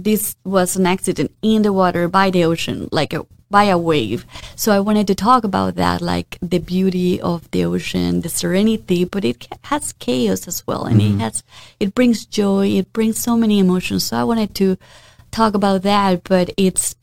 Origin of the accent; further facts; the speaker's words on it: Mexico; moved away as an adult; now in Florida, United States; I was born and raised in Mexico